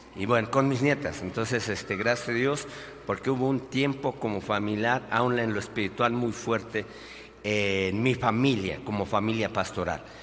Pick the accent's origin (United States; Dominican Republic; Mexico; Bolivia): Mexico; nosotros como mexicanos